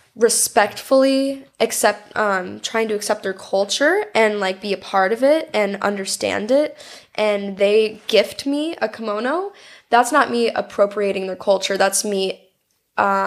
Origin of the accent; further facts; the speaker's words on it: United States; I'm an American girl with blonde hair and blue